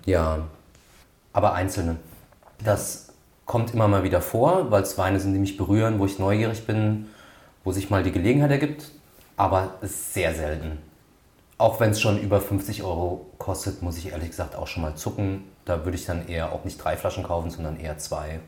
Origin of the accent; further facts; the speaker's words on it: Grünstadt, Rhineland-Palatinate, Germany; meiner Heimatstadt Grünstadt